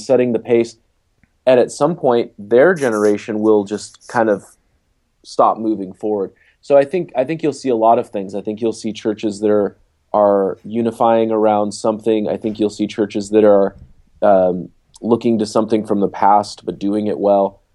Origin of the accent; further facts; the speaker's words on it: Seattle, Washington, United States; moved away; I'm from Seattle originally